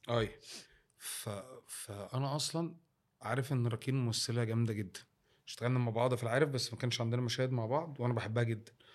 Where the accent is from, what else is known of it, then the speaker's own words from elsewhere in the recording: Egypt; وانت كمصري في الاول ايه كانت شغلتك